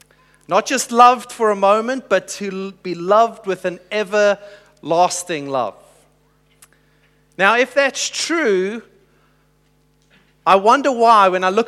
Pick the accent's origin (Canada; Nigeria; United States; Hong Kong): Hong Kong; now in Adelaide, Australia; And so I just said we're new to Adelaide, and we're originally from Hong Kong.